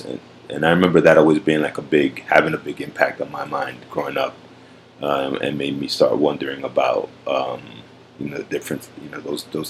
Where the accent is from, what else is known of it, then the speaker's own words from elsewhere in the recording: New York City, New York, United States; growing up in Manhattan, because, you know, where we grew up, you know, we grew up right by the Intrepid Museum in Manhattan on the West Side.